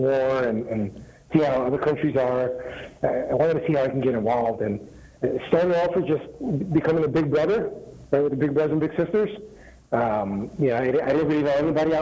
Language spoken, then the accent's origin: English; New Jersey, United States; moved away as an adult; now in La Quinta, United States; I grew up in New Jersey